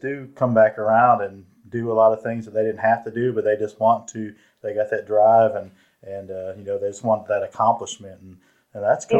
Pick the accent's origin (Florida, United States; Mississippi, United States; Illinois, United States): Illinois, United States; now in Nashville, United States; I'm actually from Illinois, but I've been here for, man, 20, almost 30 years. So pretty much I'm from Tennessee.